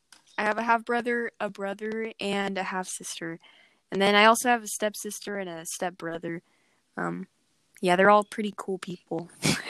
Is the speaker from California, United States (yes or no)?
yes; Calexico, California, United States; now in Imperial, United States; I grew up in the little city in Calexico, California. And yeah, it was pretty cool. I lived there for like 9 years, and now I'm living in Imperial, which is kind of near to Calexico, but not that much.